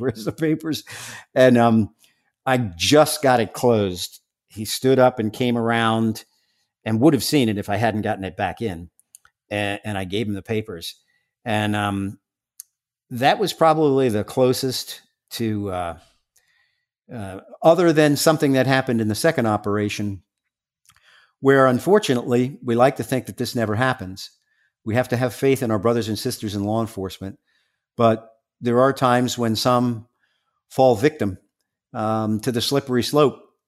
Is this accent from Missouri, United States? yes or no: no; New York City, New York, United States; I'm from Staten Island